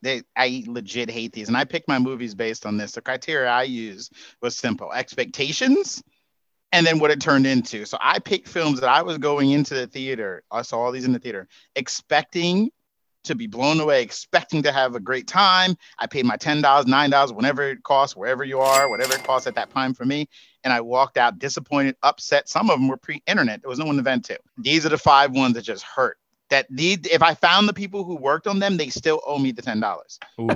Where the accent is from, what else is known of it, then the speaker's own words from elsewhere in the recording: New York, United States; I'm a New Yorker.